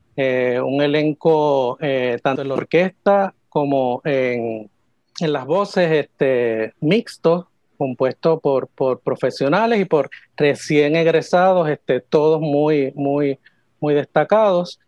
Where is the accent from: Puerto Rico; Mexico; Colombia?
Puerto Rico; San Juan; yo soy de aquí, de San Juan